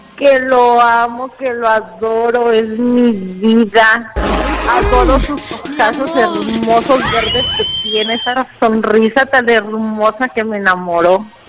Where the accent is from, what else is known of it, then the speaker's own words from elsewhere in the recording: Morelia, Michoacán, Mexico; moved away as an adult; now in Degollado, Mexico; Yo soy de Morelia